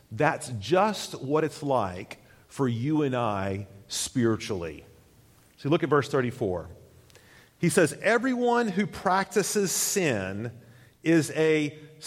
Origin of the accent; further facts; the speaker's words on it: United States; as Americans